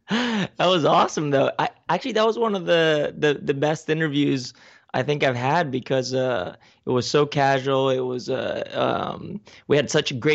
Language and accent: English; Spain; also born or lived in California / Ecuador; I was born in 82 in California. Spent a couple years here. Ended up going to Ecuador for a little bit. And then from Ecuador, we went to Spain.